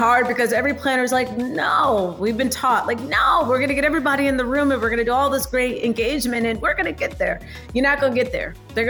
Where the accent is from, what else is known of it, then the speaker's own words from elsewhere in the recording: New Jersey, United States; moved away as an adult; also born or lived in Washington, District of Columbia, United States / Maryland; now in Houston, United States; I am a very proud New Jerseyan. That's where I was raised. I was born in the DC region. Okay. But I was raised in New Jersey. I went to the University of Maryland.